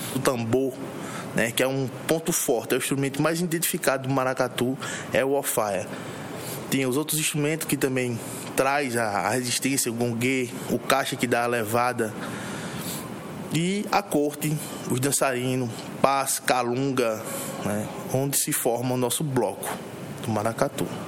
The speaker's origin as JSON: {"language": "Portuguese", "town": "Arcoverde", "region": "Pernambuco", "country": "Brazil", "tie": "born or raised there", "said": "nasci em Arco Verde no dia 21 de 5 de 92"}